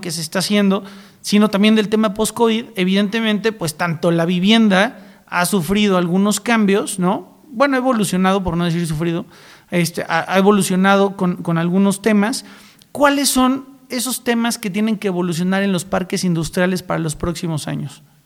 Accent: San Luis Potosí, Mexico; Yo también soy de San Luis Potosí

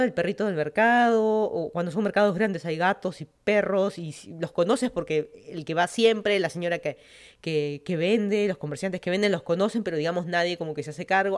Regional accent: Lima, Peru; moved away as an adult; also born or lived in Miami, United States / Virginia, United States; now in Fairfax County, Virginia, United States; yo soy de Lima, Perú. Me mudé a Estados Unidos hace casi van a ser ya un par de meses o varios meses, siete años

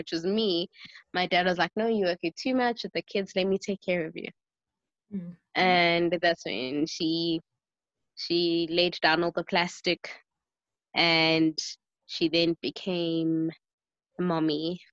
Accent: Johannesburg, Gauteng, South Africa; also born or lived in East Rand; I grew up in the suburbs of the north of Johannesburg, and then later on moved to the East Rand.

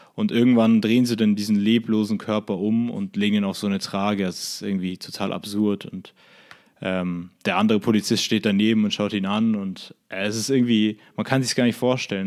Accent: Germany; als Deutscher

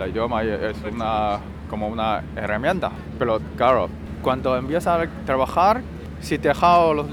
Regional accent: China; Spanish is a second language; no es porque ah, yo soy chino, tú eres español

